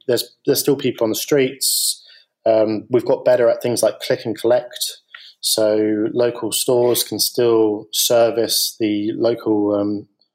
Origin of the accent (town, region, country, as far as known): United Kingdom